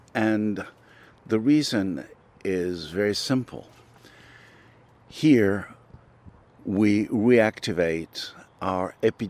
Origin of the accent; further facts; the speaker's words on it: France; also born or lived in Tunisia; Oh, I come from a long line of farmers in France and North Africa. I'm French, but I was born in North Africa, in Tunisia.